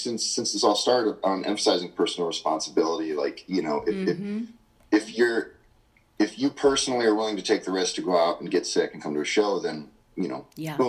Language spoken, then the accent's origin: English; Midwest, United States; And since I'm from, of course, down in Oklahoma and Texas where that movement was born, they have red dirt down there. I'm from the Midwest.